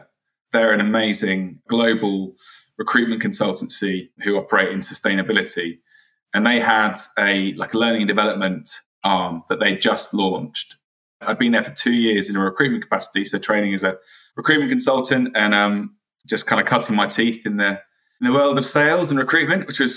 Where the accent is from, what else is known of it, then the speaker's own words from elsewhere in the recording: Oxford, South East England, United Kingdom; also born or lived in South London; now in London, United Kingdom; I'm originally from Oxford, now a South Londoner